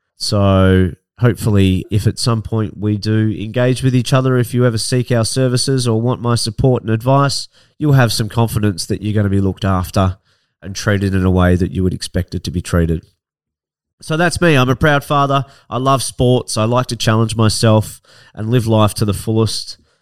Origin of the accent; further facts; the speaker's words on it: Ocean Grove, Victoria, Australia; also born or lived in Melbourne; I grew up in Barnheads and Ocean Grove